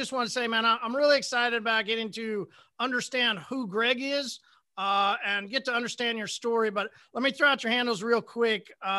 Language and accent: English; Oklahoma, United States; I'm from Oklahoma. We've lived in a bubble.